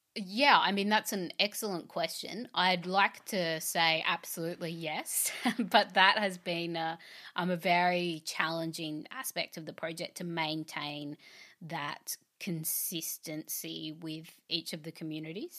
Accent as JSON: {"language": "English", "country": "Australia", "said": "I'm an Australian artist, curator, and composer"}